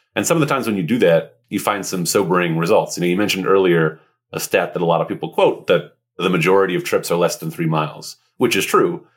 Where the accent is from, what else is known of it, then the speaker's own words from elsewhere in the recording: Montreal, Quebec, Canada; I grew up in Montreal, which is one of the best transit cities in North America.